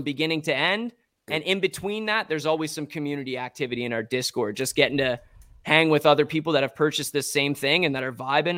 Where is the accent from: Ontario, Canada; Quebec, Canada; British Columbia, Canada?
Ontario, Canada; Strathroy; now in London, Canada; I'm originally from Strathroy, an even smaller town